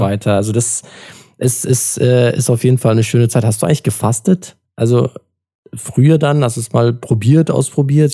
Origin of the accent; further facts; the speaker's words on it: Adana, Turkey; moved away; ich komme aus Adana und Adana ist halt vor allem im Sommer, da ist halt bis zu 50 Grad